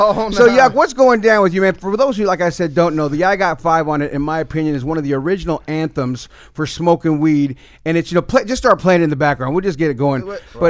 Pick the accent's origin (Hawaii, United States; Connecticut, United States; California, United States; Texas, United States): California, United States; the Bay Area; growing up in the Bay